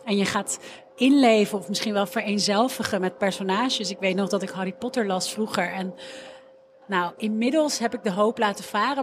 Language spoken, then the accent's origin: Dutch; Amsterdam, North Holland, Netherlands; ik ben opgegroeid in Amsterdam Noord en ik zat op school in de Molenwijk